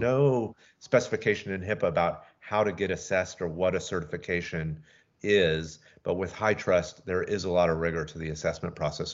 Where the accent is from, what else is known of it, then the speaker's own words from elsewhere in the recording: Atlanta, Georgia, United States; moved away as an adult; also born or lived in Seattle; now in Skagit Valley, United States; Originally, I'm from Atlanta